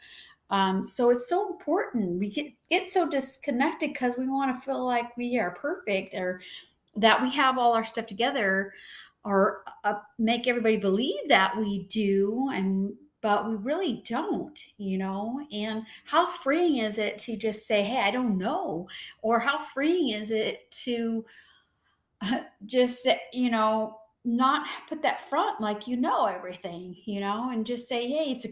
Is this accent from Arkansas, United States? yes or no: no; San Diego, California, United States; I born and raised in San Diego